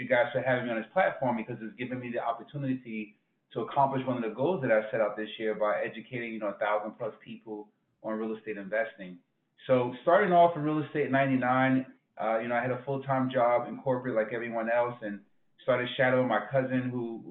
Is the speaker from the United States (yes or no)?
yes; Newark, New Jersey, United States; I'm from Newark, New Jersey originally.